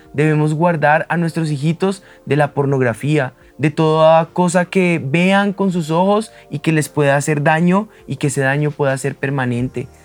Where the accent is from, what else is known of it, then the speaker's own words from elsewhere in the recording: Colombia; nosotros como colombianos